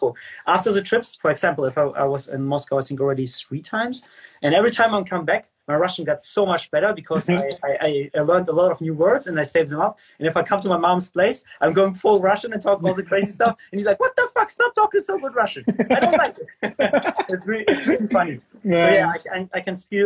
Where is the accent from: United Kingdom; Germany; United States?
Germany; English is a second language; also born or lived in Ukraine; I'm born in Ukraine.